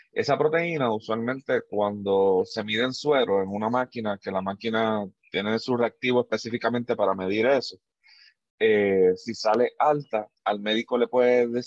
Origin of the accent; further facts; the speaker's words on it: Puerto Rico; moved away; eso salió nuevo, o por lo menos fue nuevo para mí cuando yo me mudé de Puerto Rico para acá, que no sé, vamos a decir, yo llevo 8, 9, 8 años aquí casi